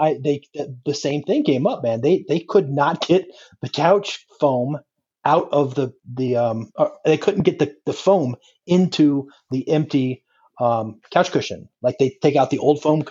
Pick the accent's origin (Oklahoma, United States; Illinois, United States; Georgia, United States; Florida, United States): Florida, United States; just above Naples, South; now in North Carolina, United States; I grew up in South Florida, and just above Naples